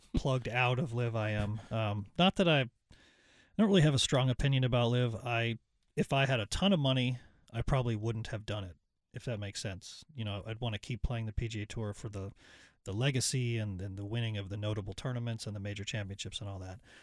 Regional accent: Ottawa, Ontario, Canada; now in North Carolina, United States; I grew up in Ottawa.

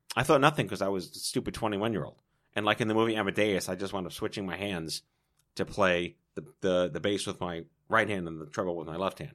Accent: New York, United States; I was born and raised in New York

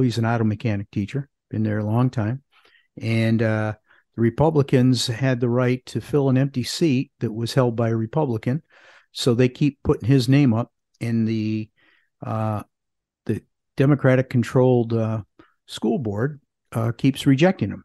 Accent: Parma, Ohio, United States; now in Greensboro, United States; I grew up in a suburb of Cleveland called Parma

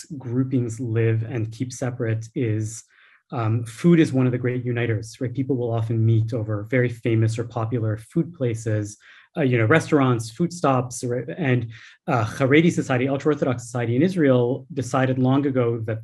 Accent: Canada; as a Canadian voter

